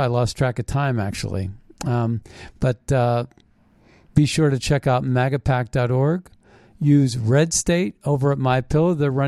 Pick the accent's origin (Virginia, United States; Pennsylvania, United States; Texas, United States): Pennsylvania, United States; Philadelphia; I was born in Philadelphia